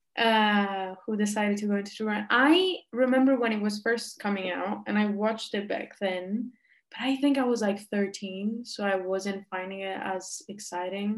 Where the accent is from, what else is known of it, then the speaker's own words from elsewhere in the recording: Rome, Lazio, Italy; I'm from Rome